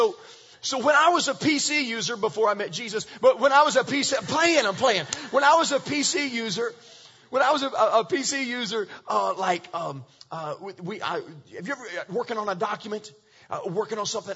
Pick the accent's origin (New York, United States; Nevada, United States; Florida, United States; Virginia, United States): Virginia, United States; I grew up in Virginia, and we got snow in Virginia